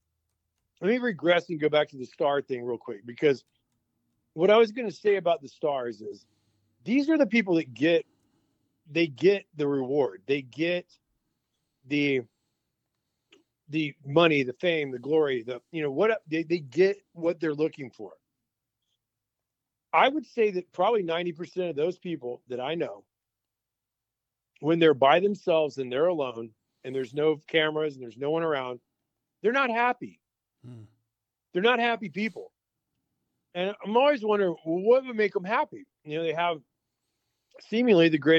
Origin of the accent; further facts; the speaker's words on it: Texas, United States; I'm from Texas.